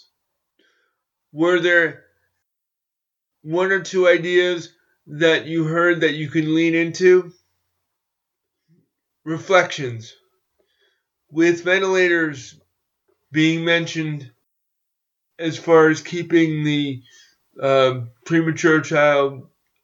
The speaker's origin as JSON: {"language": "English", "region": "New York", "country": "United States", "tie": "born or raised there", "said": "my hometown"}